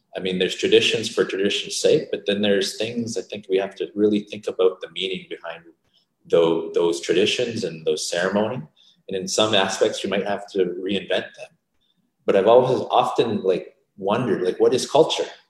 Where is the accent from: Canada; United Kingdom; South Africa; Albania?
Canada; Calgary and St. Albert, Alberta; also born or lived in Vancouver, British Columbia; we grew up in Calgary and in St. Albert